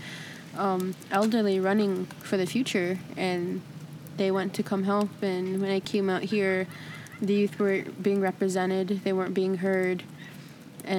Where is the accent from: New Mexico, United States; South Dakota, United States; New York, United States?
South Dakota, United States; Eagle Butte, Cheyenne River Sioux Reservation; I'm from Ingeboot, South Dakota, Shiner River Sioux Reservation